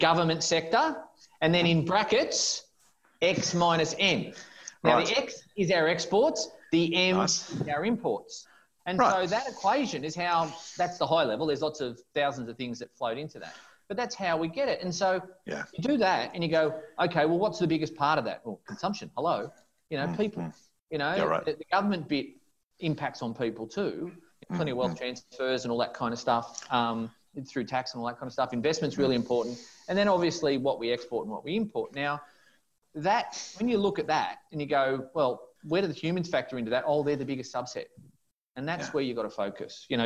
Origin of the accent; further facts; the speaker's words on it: Australia; We're Australian